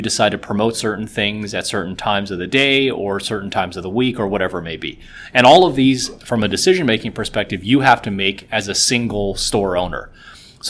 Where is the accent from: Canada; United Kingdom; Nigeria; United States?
Canada; Vancouver, British Columbia; moved away as an adult; also born or lived in Shanghai; now in Toronto, Canada; I was born in Shanghai. I moved to Vancouver actually when I was about 3 years old. I spent my whole life in Vancouver up until about 10 years ago. I moved to Toronto.